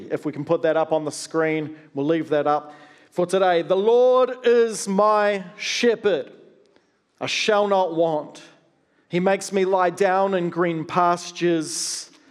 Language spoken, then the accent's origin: English; New Zealand; also born or lived in Australia; I grew up partly in Australia and partly in New Zealand.